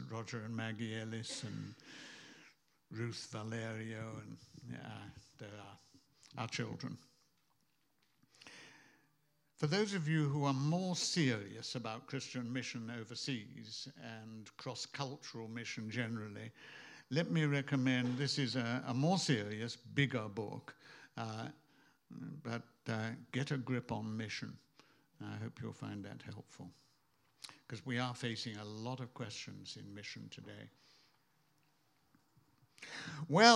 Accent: United Kingdom; for us in Britain

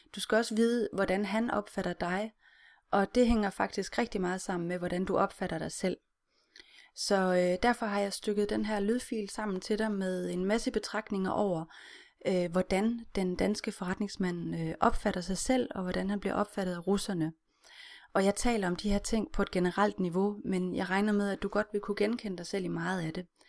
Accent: Denmark; vi som danskere

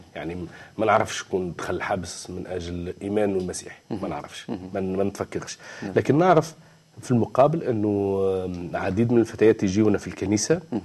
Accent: Tunisia; وعندنا في تونس

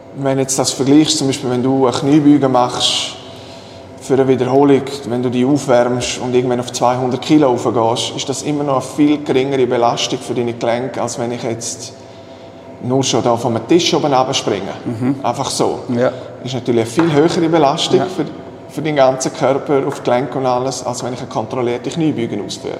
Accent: Switzerland; bei uns in der Schweiz

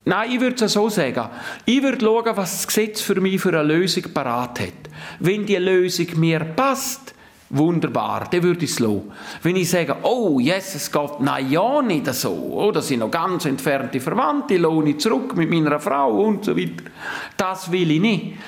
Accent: Graubünden, Switzerland; Bei uns in Graubünden

